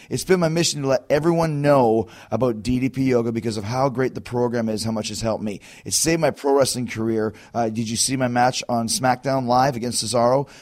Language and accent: English; Winnipeg, Manitoba, Canada; I'm from Canada